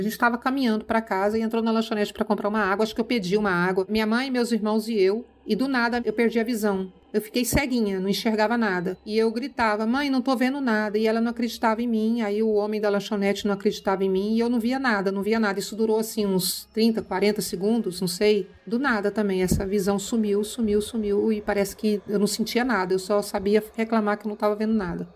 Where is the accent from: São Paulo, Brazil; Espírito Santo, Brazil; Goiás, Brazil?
Goiás, Brazil; Goiânia; moved away as an adult; also born or lived in Uberlândia, Minas Gerais / Colinas, Tocantins; now in Palmas, Brazil; Minha infância foi em Goiânia, Goiás. Nasci em Minas, Goiânia. Uberlândia. Logo a família se mudou para Goiânia, cresci em Goiânia